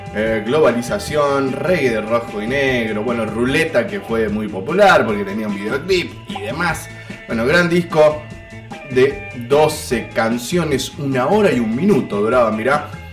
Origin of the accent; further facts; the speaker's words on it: Jujuy, Argentina; como estamos en Jujuy, somos de Jujuy